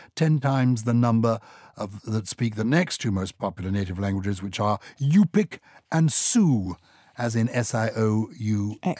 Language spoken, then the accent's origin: English; England, United Kingdom; I am partly English